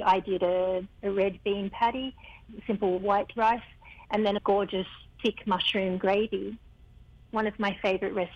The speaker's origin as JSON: {"language": "English", "country": "Australia", "tie": "born or raised there", "moved": "yes", "lives_now": "Hawaii, United States", "said": "while I was growing up in Australia"}